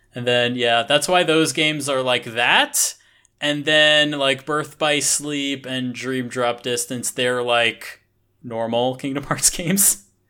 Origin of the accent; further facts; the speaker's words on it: United States; moved away as an adult; now in Japan; as an American